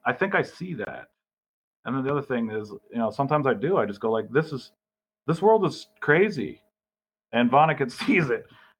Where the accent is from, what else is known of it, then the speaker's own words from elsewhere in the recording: Burlington, Vermont, United States; I grew up in the Burlington area.